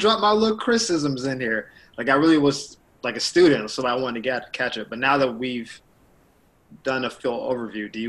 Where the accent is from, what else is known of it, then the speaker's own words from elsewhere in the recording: the South, United States; moved away as an adult; also born or lived in Orlando, Florida / Miami, Florida; now in Los Angeles, United States; I'm a dude from the South